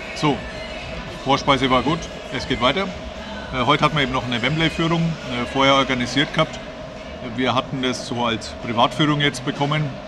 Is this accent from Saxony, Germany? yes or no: no; Bavaria, Germany; wie man bei uns in Bayern sagt